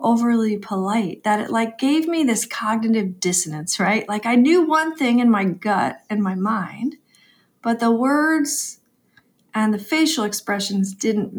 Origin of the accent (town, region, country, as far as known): New York, United States